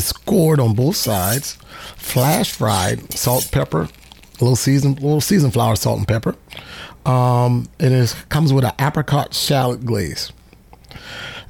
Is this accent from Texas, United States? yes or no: no; Charleston, South Carolina, United States; now in Savannah, United States; I was from Charleston, South Carolina. I started off at Garibaldi's in Charleston. I was a 16-year-old kid, and I was washing dishes